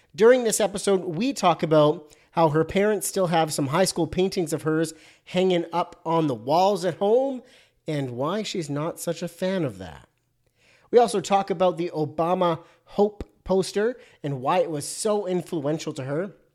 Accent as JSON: {"language": "English", "country": "Canada", "said": "I'm Canadian"}